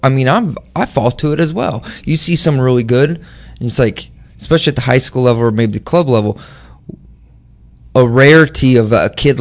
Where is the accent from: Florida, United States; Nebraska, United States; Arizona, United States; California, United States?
Nebraska, United States; moved away; I'm from Nebraska